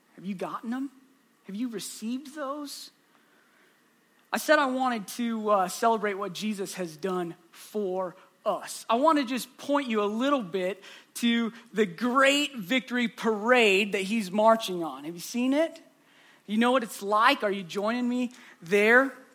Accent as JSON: {"language": "English", "region": "Southwest Iowa", "country": "United States", "said": "I'm from Southwest Iowa. It's my home."}